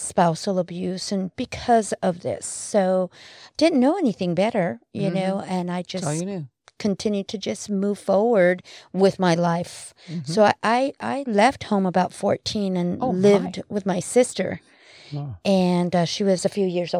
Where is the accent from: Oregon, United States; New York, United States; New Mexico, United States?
New Mexico, United States; being brought up in a very small, you know, city. Mm-hmm. I'm actually from New Mexico.